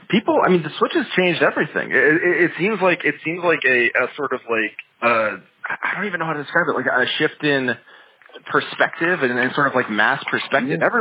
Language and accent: English; Philippines; also born or lived in Philadelphia; No, I just went there for school. Although I was there for like six years, so in a lot of ways, it feels like a second home. Um, but I'm from